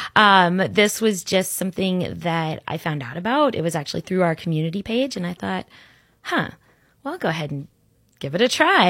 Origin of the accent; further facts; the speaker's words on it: Orlando, Florida, United States; also born or lived in Sarasota, Florida; I grew up in Orlando